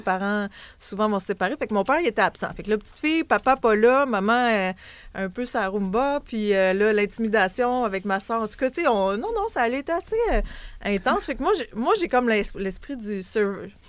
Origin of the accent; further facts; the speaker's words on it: Baie-Saint-Paul, Quebec, Canada; j'ai grandi là, là. Je viens pas de là spécifiquement, là, mais j'ai grandi dans Charlevoix